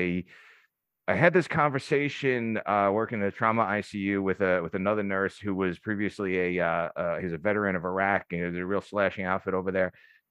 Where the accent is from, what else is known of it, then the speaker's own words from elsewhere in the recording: New York, United States; I'm from New York.